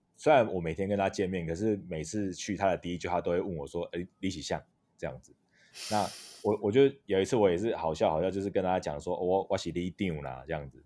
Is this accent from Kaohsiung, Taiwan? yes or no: no; Taitung, Taitung County, Taiwan; 那我是台东人，那社工系毕业